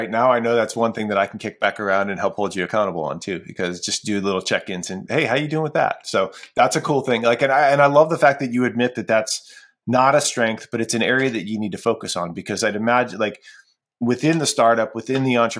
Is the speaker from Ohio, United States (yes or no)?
yes; Ohio, United States; And I mentioned, like, I'm from Ohio, right? I'm a Cleveland everything fan.